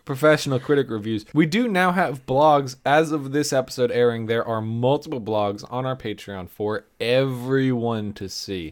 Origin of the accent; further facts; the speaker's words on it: United States; accent: American English; know from my accent, without asking, that I am an American